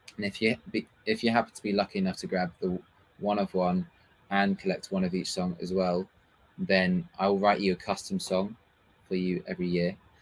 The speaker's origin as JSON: {"language": "English", "town": "Paris", "region": "Île-de-France", "country": "France", "tie": "born or raised there", "also_born_or_lived": "London / England", "moved": "yes", "lives_now": "Berlin, Germany", "said": "I was born in London. Um, however, I was raised in Paris, in France for, um, most of my childhood. And then I was moved back to England"}